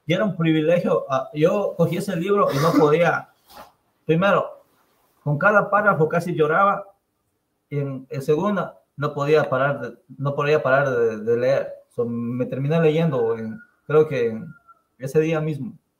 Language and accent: Spanish; Pallatanga, Chimborazo, Ecuador; now in United States; yo nací en Payatanga, Chimborazo, en una comunidad que se llama San Vicente de Jipangoto.